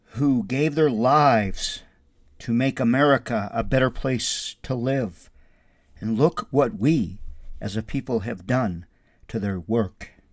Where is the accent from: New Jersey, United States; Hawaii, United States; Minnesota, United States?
Minnesota, United States; Windom; moved away; I lived in Wyndham, Minnesota, my hometown